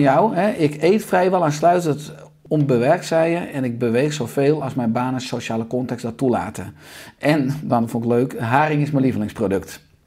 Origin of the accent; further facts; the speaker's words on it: Beverwijk, North Holland, Netherlands; in Beverwijk waar ik opgroeide